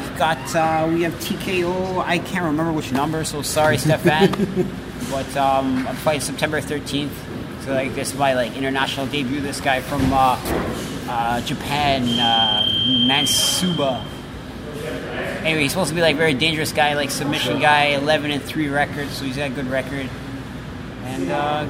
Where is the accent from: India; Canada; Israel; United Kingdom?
Canada; Toronto, Ontario; From Toronto, I try to come out to, like, a different … tune.